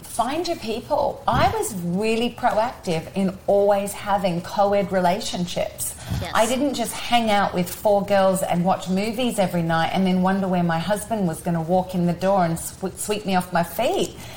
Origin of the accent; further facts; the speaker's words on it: Australia; now in United States; I'm Australian